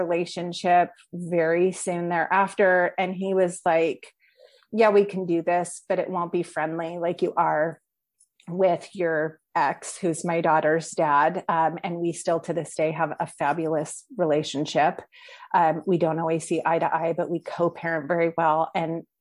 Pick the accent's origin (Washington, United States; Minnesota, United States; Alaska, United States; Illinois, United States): Washington, United States; moved away as an adult; also born or lived in California; I'm originally from Washington State